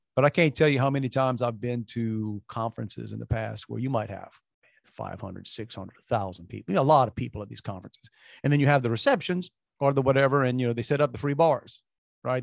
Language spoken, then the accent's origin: English; New Orleans, Louisiana, United States; moved away; We grew up in New Orleans.